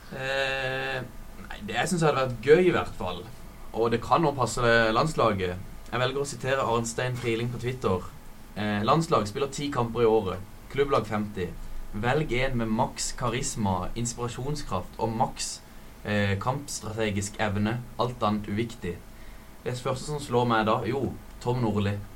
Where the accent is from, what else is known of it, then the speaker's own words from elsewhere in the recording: Kristiansand, Agder, Norway; jeg er her fra Kristiansand